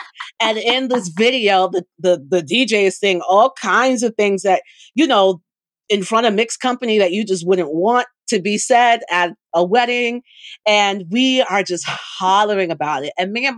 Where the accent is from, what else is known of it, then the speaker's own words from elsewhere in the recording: Jamaica; I'm Jamaican.